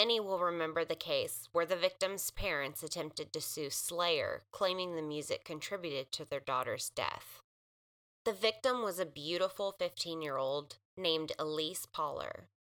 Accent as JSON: {"language": "English", "region": "California", "country": "United States", "tie": "born or raised there", "moved": "yes", "lives_now": "Arkansas, United States", "said": "it's a case from my hometown in California."}